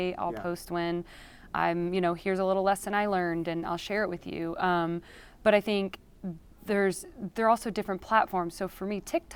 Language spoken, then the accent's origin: English; California, United States; I'm from California, so I'm not backroads country southern girl.